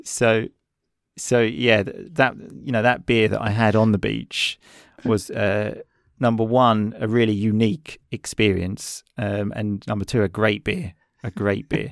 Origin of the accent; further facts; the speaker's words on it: England, United Kingdom; I'm English